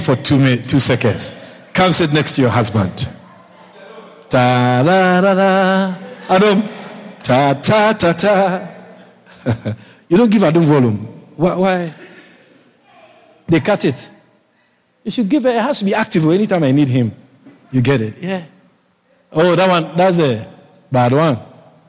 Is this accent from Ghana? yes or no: yes; Ghana; moved away as an adult; also born or lived in Europe; I'm from Ghana